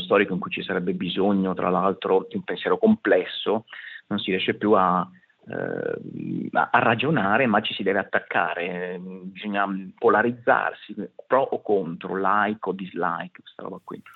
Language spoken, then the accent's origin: Italian; Apulia, Italy; sia io che … siamo pugliesi